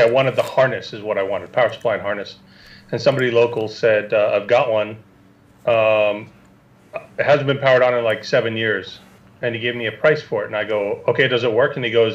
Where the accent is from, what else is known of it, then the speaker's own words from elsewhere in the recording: Canada; my hometown up in Canada